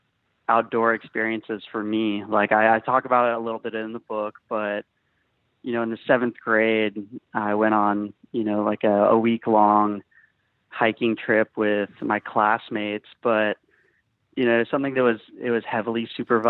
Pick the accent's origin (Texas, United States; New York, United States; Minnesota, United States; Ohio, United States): Texas, United States; Austin; I'm from Austin, Texas